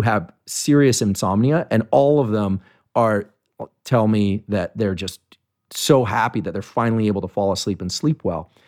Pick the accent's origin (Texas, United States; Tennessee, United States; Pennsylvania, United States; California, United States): California, United States; Bay Area; I grew up in the Bay Area